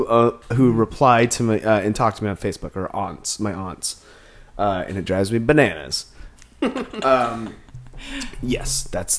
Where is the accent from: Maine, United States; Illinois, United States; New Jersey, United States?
Maine, United States; I grew up in Maine